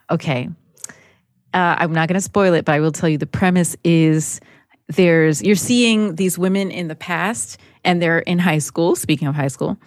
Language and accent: English; Newark, New Jersey, United States; growing up in Newark, it was very materialistic